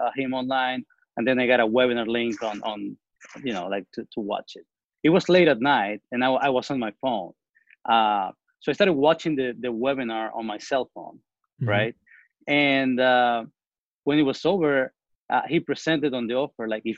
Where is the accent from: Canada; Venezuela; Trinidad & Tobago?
Venezuela; also born or lived in New Orleans, United States; now in Houston, United States; So I'm originally from Venezuela. I've been here in the States since 2003.